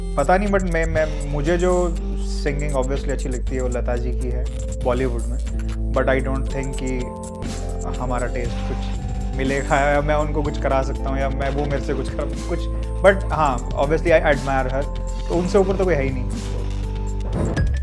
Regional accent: Haryana, India; देसी है हम हरियाणा से बिलोंग करते हैं

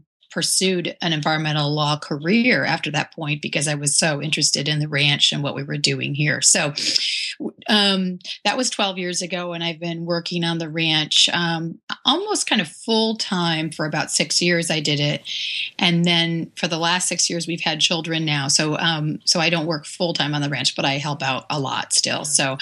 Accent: Michigan, United States; moved away as an adult; also born or lived in New York; now in California, United States; So I'm from Michigan and I grew up there and was one of those kids who spent a lot of times outdoors.

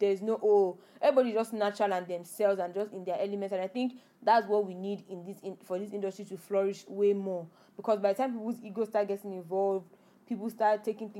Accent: Nigeria; accent: Nigerian; You know, I have my normal Nigerian accent.

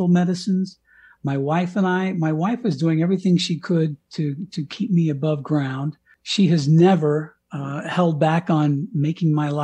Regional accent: Colorado, United States; moved away as an adult; also born or lived in Miami, Florida / Washington, D.C.; I had already moved out to Colorado, to my hometown, very small little Colorado town

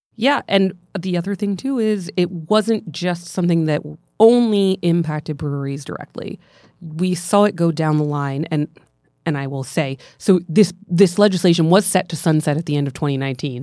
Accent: central Pennsylvania, United States; I'm from Pensl-, central Pennsylvania

